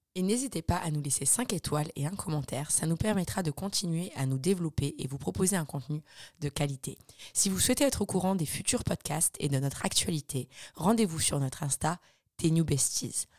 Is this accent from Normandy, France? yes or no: no; Valenciennes, Hauts-de-France, France; also born or lived in Bordeaux; Je suis du Nord-Pas-de-Calais, de Valenciennes, avec des origines marocaines.